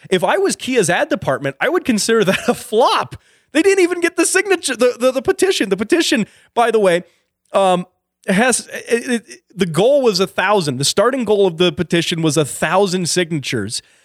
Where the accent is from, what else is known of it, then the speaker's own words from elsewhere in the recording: Colorado, United States; a town here in Colorado, in my home state